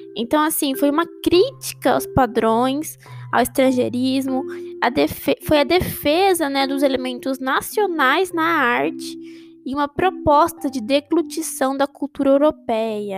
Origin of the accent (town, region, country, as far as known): Brazil